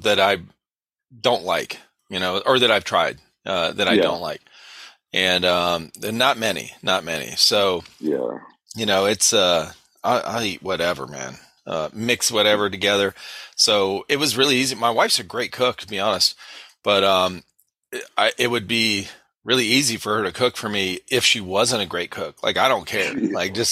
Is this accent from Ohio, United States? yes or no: yes; Cleveland, Ohio, United States; now in South Carolina, United States; we grew up in Ohio, in Cleveland, Ohio